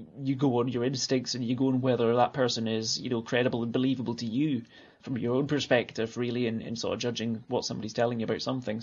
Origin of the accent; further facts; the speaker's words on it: Alloa, Scotland, United Kingdom; accent: Scottish; moved away as an adult; also born or lived in Clackmannan; now in Ullapool, United Kingdom; where I grew up in Alloa